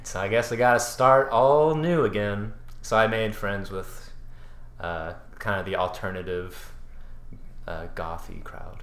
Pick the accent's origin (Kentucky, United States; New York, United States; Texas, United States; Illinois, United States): Texas, United States; Katy; also born or lived in Louisiana; so we moved back to Katy, Texas, and um, in the middle of eighth grade.